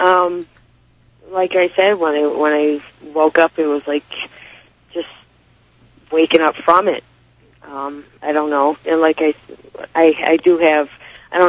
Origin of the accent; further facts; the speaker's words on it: Athens, Ohio, United States; moved away; also born or lived in Bridgewater, Massachusetts / Lakeville, Massachusetts; When I grew up in Ohio, I lived a lot of part of my life in Ohio, Athens, Ohio